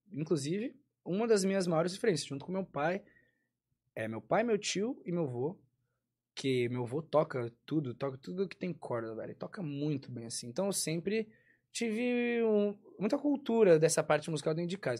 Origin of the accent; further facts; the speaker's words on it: São Paulo, Brazil; Cresci em São Paulo